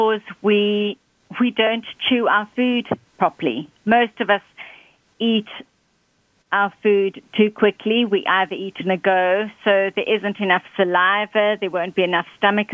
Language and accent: English; Johannesburg, Gauteng, South Africa; moved away as an adult; now in United Kingdom; I'm originally from South Africa, Johannesburg, and I've been living now in the UK for 15 years